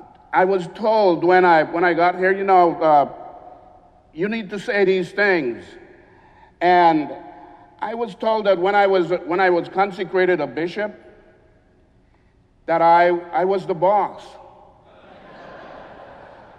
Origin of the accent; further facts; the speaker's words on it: Tela, Atlántida, Honduras; I grew up on the Caribbean side of Honduras in a small port city called Tela